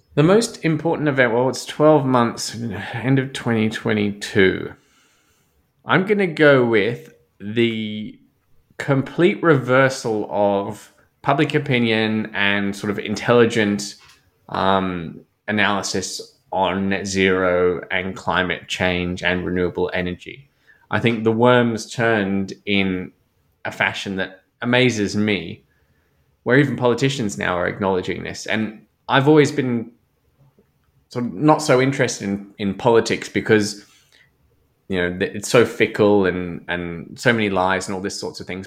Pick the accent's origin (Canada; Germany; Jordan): Germany; now in Australia; as a German